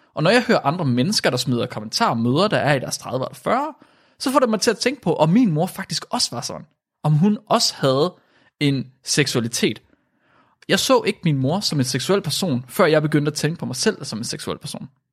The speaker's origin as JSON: {"language": "Danish", "town": "Vildbjerg", "region": "Central Denmark Region", "country": "Denmark", "tie": "born or raised there", "said": "jeg er ikke født i Vildbjerg, jeg er opvokset i Vildbjerg."}